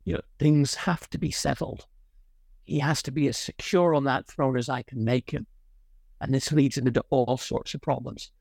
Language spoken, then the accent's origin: English; Ireland; moved away; also born or lived in Connecticut, United States / Oxford, United Kingdom; I was largely brought up in Ireland.